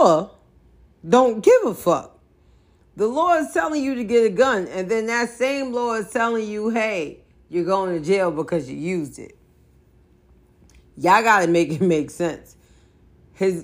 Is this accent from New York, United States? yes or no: yes; New York City, New York, United States; I am from the Bronx. I'm from New York